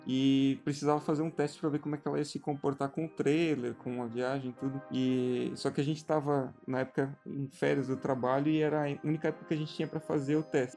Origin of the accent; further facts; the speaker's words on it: Blumenau, Santa Catarina, Brazil; a gente é de Blumenau, Santa Catarina